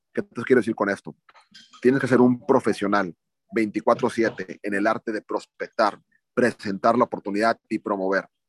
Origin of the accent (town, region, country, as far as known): Mexico